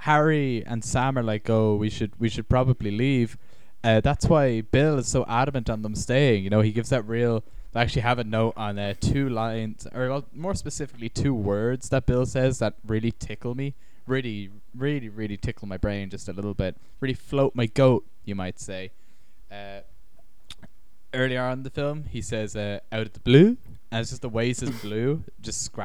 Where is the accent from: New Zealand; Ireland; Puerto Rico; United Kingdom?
Ireland; Dublin, Leinster; I grew up very near Goatstown